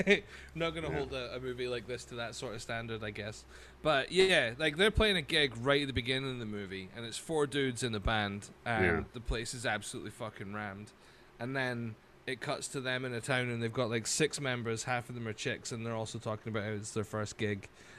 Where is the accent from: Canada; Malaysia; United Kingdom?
United Kingdom; Highlands of Scotland; I grew up in the Highlands of Scotland, man.